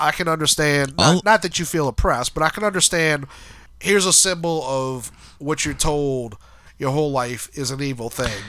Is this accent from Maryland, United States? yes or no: no; New Orleans, Louisiana, United States; we're from New Orleans.